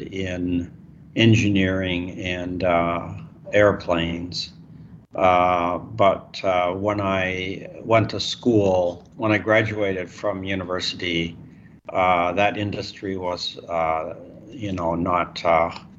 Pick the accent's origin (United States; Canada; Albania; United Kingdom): United States; Montana; now in Seattle, United States; I grew up in Montana